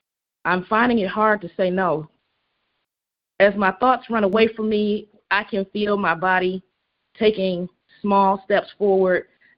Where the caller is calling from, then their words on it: Indiana, United States; I'm calling from Indiana.